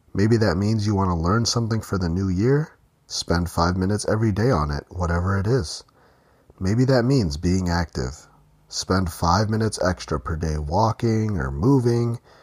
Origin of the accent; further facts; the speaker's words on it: Ontario, Canada; in Ontario, Canada, which is where I'm from